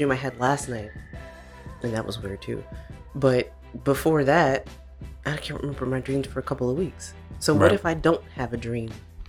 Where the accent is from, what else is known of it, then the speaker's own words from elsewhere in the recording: United States; I'm American too, born and raised.